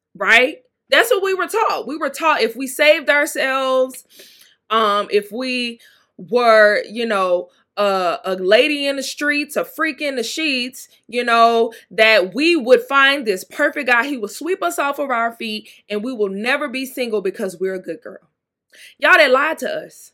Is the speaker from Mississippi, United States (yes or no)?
yes; Mississippi, United States; I'm from Mississippi. Mississippi